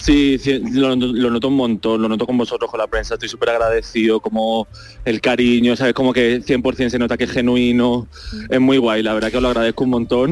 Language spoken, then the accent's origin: Spanish; Málaga, Andalusia, Spain; Soy el peor malagueño del mundo